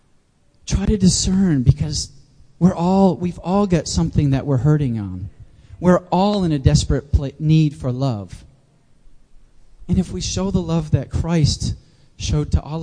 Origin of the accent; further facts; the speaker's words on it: New Hampshire, United States; moved away as an adult; also born or lived in Jacksonville, Florida; I grew up in the Granite State